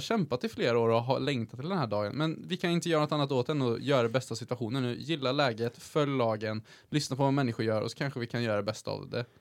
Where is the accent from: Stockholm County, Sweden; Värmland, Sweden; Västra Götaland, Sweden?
Värmland, Sweden; accent: Värmland dialect (mild); grov värmländska eller vår dialekt som vi sitter och pratar